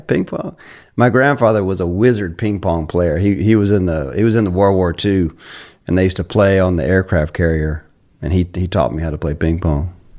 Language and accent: English; Carolina, United States; I grew up in Carolina